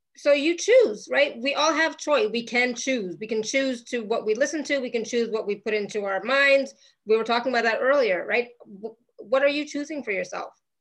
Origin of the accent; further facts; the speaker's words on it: Canada; now in Europe; I'm Canadian. I live in Europe